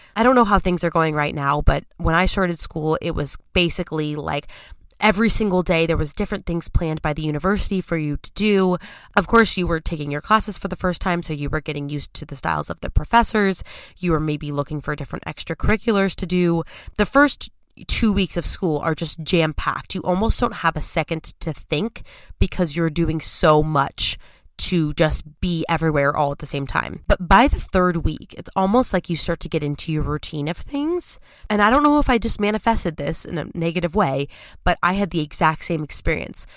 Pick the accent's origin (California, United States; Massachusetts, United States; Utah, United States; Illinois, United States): California, United States; moved away as an adult; as a Californian